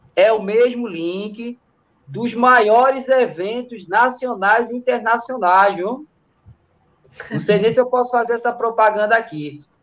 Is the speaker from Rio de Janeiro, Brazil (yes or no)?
no; Recife, Pernambuco, Brazil; Eu sou da Zona Sul